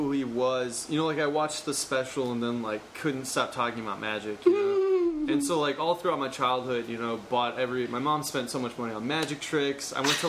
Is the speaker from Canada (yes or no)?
no; Metro East, Illinois, United States; born or raised there